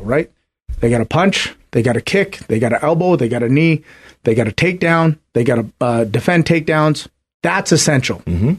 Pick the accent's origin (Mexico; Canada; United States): Canada; I'm Canadian